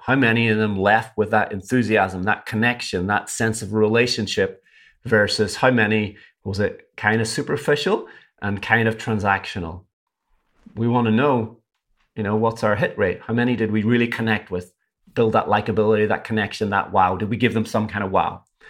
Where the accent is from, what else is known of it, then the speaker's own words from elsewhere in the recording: Derry, Northern Ireland, United Kingdom; moved away; I'm from Derry in Northern Ireland